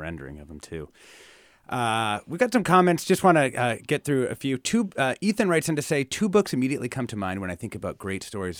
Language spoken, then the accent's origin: English; Philadelphia, Pennsylvania, United States; reminds me so much of my own teen years growing up in West Philadelphia in the mid and late 1980s.